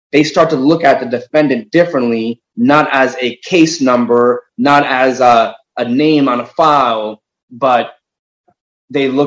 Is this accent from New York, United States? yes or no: yes; Elmont, New York, United States; also born or lived in Jamaica, Queens; I, I uh, was raised in Elmont. I was born in Jamaica, Queens. Mm-hmm. Uh, my, my parents are immigrants uh, from Haiti.